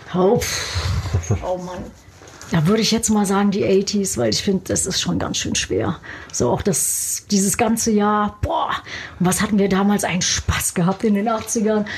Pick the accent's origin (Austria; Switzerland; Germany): Germany; now in United States; Deutschland ist immer noch so, ja, meine Wurzel, meine Heimat